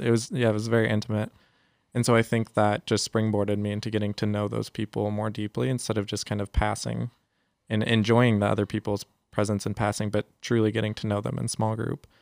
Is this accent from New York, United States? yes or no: no; San Jose, California, United States; also born or lived in San Antonio, Texas; I grew up here in San Jose